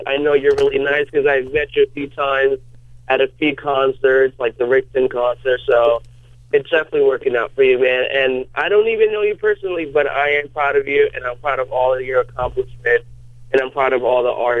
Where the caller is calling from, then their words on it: New York, United States; I'm calling from New York, New York.